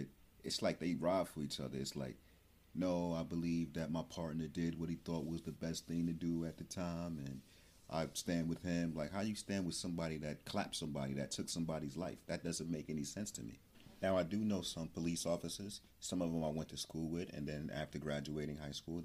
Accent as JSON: {"language": "English", "town": "Newark", "region": "New Jersey", "country": "United States", "said": "I'm from Newark, New Jersey."}